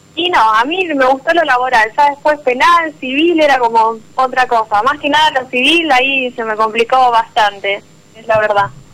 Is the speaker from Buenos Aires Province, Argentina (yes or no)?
no; Venado Tuerto, Santa Fe, Argentina; De Venado Tuerto, Santa Fe